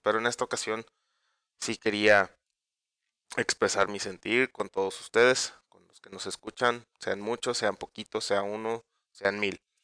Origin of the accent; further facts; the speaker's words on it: Mexico; todos como mexicanos, los que somos padres de familia